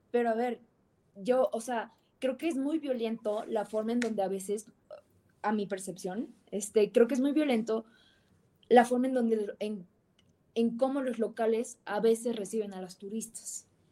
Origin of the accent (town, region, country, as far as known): Mexico